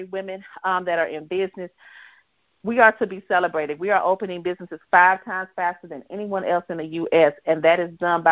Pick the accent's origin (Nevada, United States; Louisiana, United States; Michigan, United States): Louisiana, United States; Baton Rouge; moved away as an adult; from my home state, from my hometown